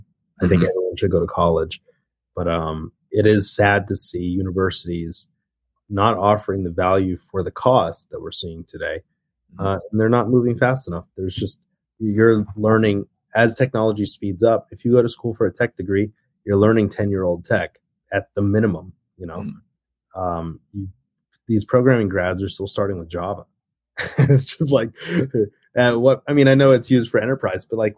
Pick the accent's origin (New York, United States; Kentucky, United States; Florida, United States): Kentucky, United States; Murray; moved away as an adult; also born or lived in South Korea / Taipei, Taiwan; I grew up in Murray, Kentucky. It's a very small town in Western Kentucky.